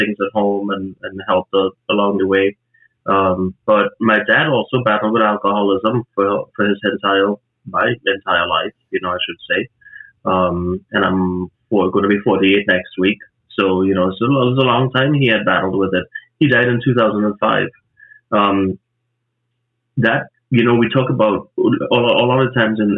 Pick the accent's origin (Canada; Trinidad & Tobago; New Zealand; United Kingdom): Trinidad & Tobago; moved away; from Trinidad, where I grew up in the Caribbean